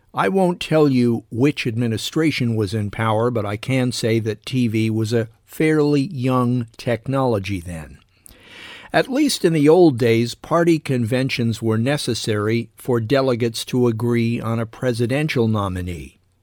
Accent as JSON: {"language": "English", "country": "United States", "said": "I'm American"}